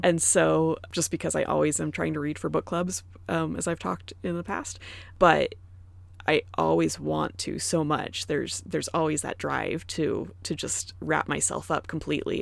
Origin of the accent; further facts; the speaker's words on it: Arizona, United States; moved away as an adult; also born or lived in Indiana; I'm from Arizona, I never got a stereotypical fall